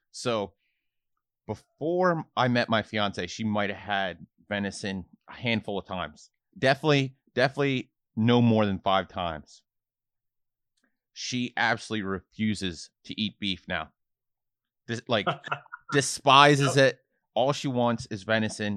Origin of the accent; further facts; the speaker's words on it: Harrisburg, Pennsylvania, United States; I'm from Harrisburg, Pennsylvania